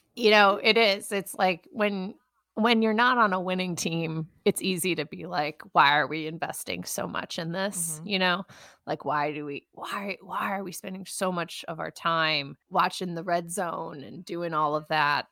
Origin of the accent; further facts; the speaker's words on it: Western New York, United States; being raised in Western New York, my accent all my vowels are messed up